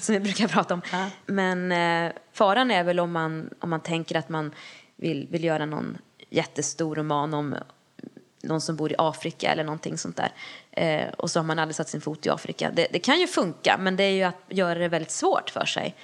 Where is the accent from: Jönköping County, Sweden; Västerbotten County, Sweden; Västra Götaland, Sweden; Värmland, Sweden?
Värmland, Sweden; Lesjöfors; min hemby Lesjöfors